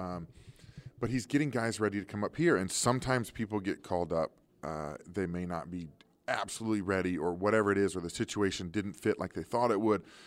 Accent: Kansas City, Missouri, United States; I grew up in Kansas City

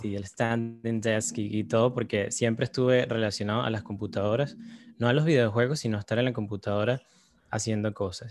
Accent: Caracas, Capital District, Venezuela; moved away as an adult; now in New York, United States; Yo crecí en Caracas.

